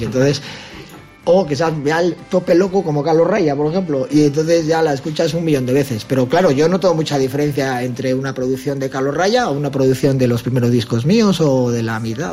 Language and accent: Spanish; Bilbao, Basque Country, Spain; Nosotros somos independentistas, no de Euskadi, no, Bilbao